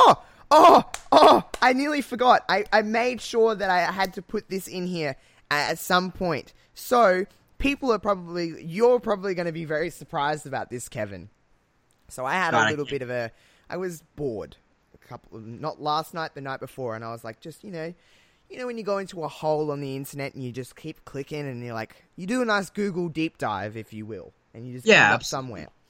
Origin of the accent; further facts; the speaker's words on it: Australia; accent: thick Australian; I've got a thick accent apparently, I'm very Australian